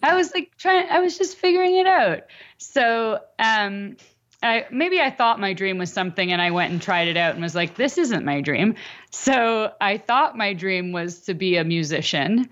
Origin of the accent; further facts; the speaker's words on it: Canada; I'm Canadian.